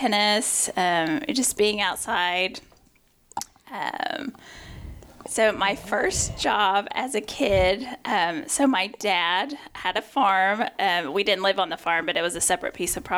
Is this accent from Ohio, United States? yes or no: no; Knoxville, Tennessee, United States; also born or lived in Middlesboro, Kentucky / Ewing, Virginia; I grew up in East Tennessee, actually was born in a small town, Middlesboro, Kentucky, lived in Ewing, Virginia, small coal mining town, moved to Knoxville, Tennessee in 1982 during the World's Fair, and that's where I grew up